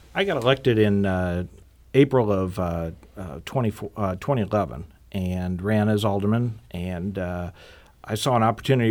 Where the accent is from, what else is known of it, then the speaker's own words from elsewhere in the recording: Normandy, Missouri, United States; I was born and raised in Normandy. Missouri